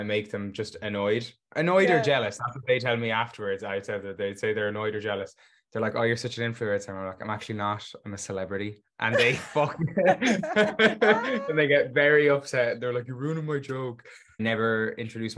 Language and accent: English; Galway, Connacht, Ireland; I'm from Galway, Ireland